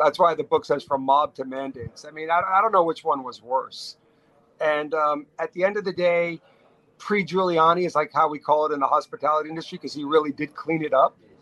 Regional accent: Garden City, New York, United States; I grew up in Garden City.

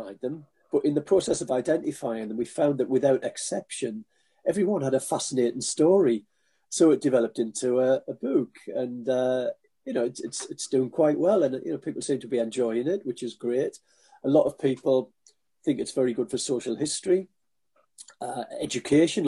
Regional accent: Sunderland, North East England, United Kingdom; I was born in Sunderland

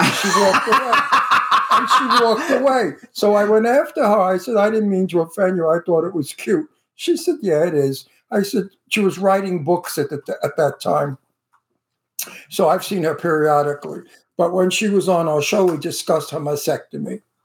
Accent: United States; I'm American. My, my heritage is Italian

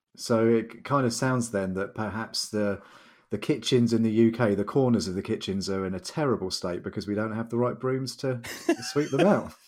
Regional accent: United Kingdom

